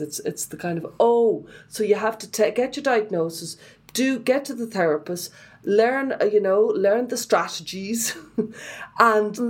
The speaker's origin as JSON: {"language": "English", "country": "Ireland", "said": "I would have been shaped by being Irish"}